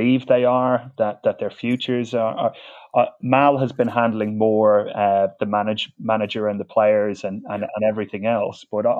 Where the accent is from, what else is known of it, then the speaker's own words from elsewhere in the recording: Dublin, Leinster, Ireland; accent: Dublin; I grew up in Dublin